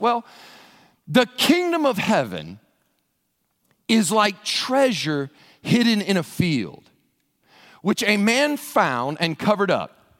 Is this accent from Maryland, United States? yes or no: no; Western Kentucky, United States; I grew up in Western Kentucky in a church out in the county